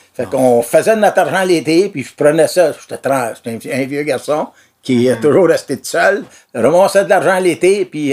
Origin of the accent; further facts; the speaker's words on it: Brossard, Quebec, Canada; moved away as an adult; also born or lived in Pointe-Saint-Charles, Montreal; now in Saint-Alphonse-Rodriguez, Canada; j'ai passé ma vie à Brossard, moi. Là. Dans le temps, c'était pas Brossard, c'était Brossard Station dans le temps. Là. Je suis né à Point-Saint-Charles. J'avais À 10 ans, on a parti de là. Puis on a déménagé à Brosseau, puis on a passé ma vie là.